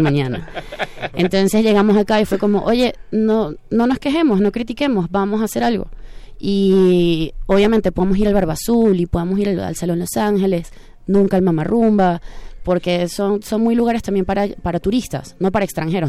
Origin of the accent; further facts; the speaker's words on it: Venezuela; now in Mexico; nosotros venimos de Venezuela, entonces nuestra cadencia es muy diferente